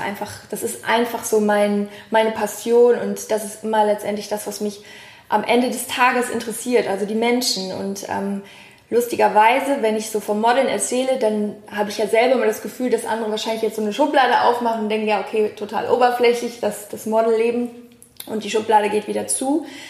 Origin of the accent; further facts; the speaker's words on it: Cologne, North Rhine-Westphalia, Germany; Wir Kölner